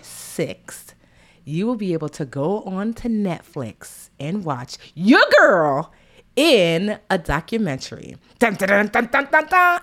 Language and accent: English; United States; I'm, you know, born and raised here